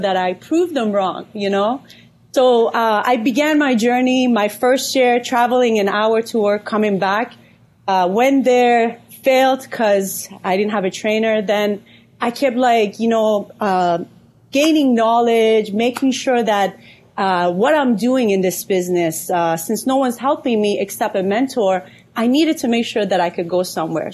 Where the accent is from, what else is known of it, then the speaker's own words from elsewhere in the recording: Iran; moved away; also born or lived in California / Atlanta; I'm Persian from Iran. I moved to California in 2010